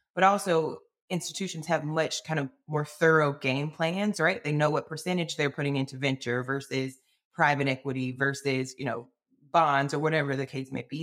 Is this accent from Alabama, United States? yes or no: yes; Alabama, United States; born and raised in Alabama